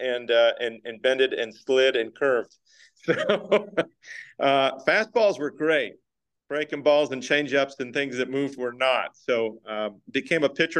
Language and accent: English; Baltimore, Maryland, United States; moved away as an adult; I was in East Baltimore. People say where in East Baltimore, and I'll say Highland Town because they know that part of the city pretty well